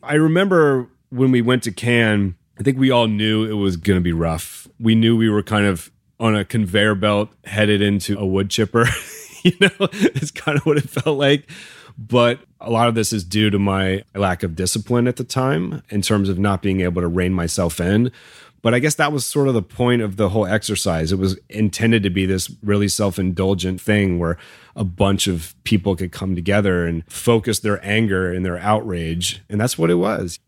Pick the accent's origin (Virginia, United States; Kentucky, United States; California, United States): Virginia, United States; Midlothian; I had many amazing teachers growing up in Virginia